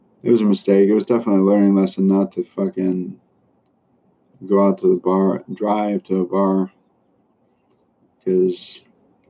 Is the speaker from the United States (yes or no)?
no; Philippines; moved away; I grew up in the Philippines